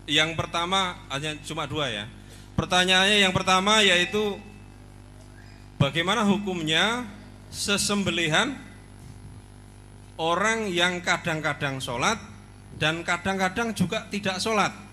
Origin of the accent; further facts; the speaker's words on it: Sidomakmur, Lampung, Indonesia; uh, saya dari Lampung pak Ustadz ya … Alamat saya di Desa Sidomakmur, Kecamatan Penawartama, Kabupaten Tulang Bawang, Lampung.